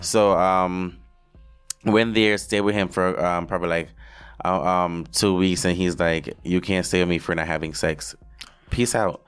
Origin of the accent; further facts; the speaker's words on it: Jamaica; moved away as an adult; also born or lived in Hanover, Jamaica / Montego Bay, Saint James, Jamaica; now in New York, United States; my life growing up in Jamaica